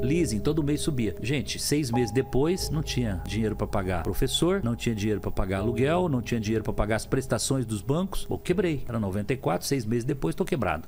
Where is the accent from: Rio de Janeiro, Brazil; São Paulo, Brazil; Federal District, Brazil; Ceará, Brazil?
São Paulo, Brazil; Lins; also born or lived in Cafelândia; nasci em Cafelândia, morando em Lins com 3 anos de idade.